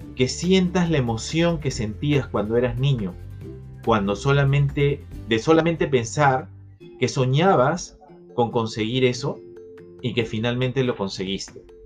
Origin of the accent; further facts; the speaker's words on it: Lima, Peru; desde Lima, mi ciudad natal